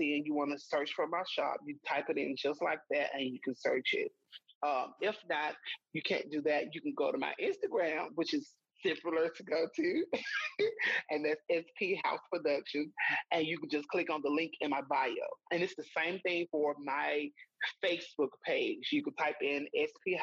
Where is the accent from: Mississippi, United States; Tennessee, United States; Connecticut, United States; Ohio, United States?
Mississippi, United States; I'm from Mississippi and that I live here in Mississippi